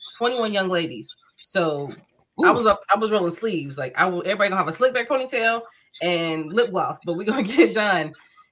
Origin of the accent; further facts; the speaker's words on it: Ohio, United States; We're from Ohio. We're from the States.